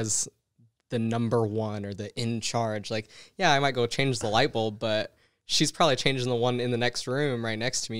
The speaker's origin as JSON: {"language": "English", "town": "St. George", "region": "Utah", "country": "United States", "tie": "born or raised there", "moved": "as an adult", "lives_now": "Las Vegas, United States", "said": "growing up in Utah in Saint George"}